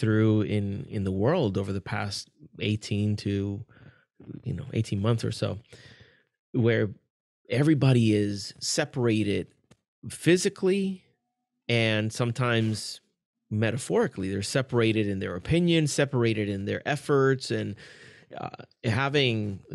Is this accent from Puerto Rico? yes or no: yes; Puerto Rico; now in Kissimmee, United States; I was born and raised in Puerto Rico, and then I live in Kissimmee, Florida.